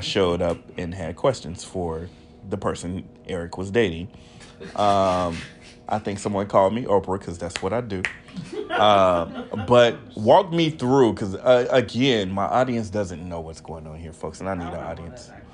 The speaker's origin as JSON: {"language": "English", "region": "Texas", "country": "United States", "said": "being from Texas"}